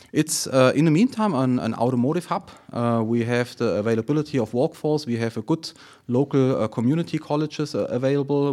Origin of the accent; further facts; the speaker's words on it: Friedrichshafen, Baden-Württemberg, Germany; moved away as an adult; now in South Carolina, United States; I'm originally from Germany, from Friedrichshafen. Uh, by the way, also C F is located there, so the headquarter of C F is located in Friedrichshafen. So C F was with me since, since the childhood. That was, that is my hometown